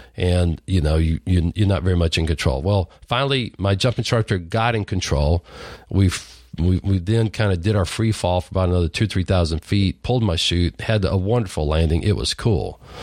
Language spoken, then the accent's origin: English; Lubbock, Texas, United States; a redneck farm boy growing up in Lubbock, Texas